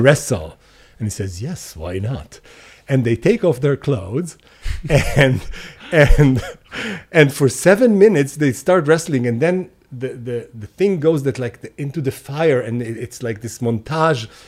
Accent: Hadera, Haifa District, Israel; moved away as an adult; also born or lived in Tel Aviv; I grew up in Khadera

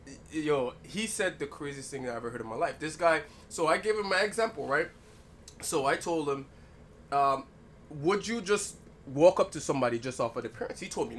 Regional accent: British Virgin Islands; I'm from Cinque Verde, Virgin Islands. Okay. One of the bigger islands in the Virgin Islands.

